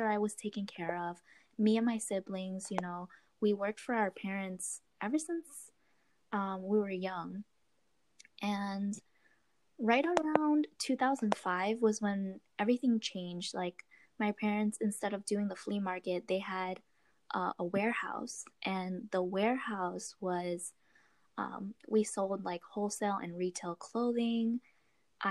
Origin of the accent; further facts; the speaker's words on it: Florida, United States; also born or lived in Queens, New York; I was born in New York, Queens, actually. So I moved to Florida when I was 7.